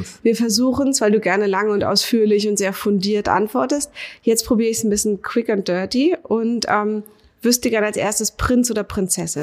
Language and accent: German; Berlin, Germany; als Berlinerin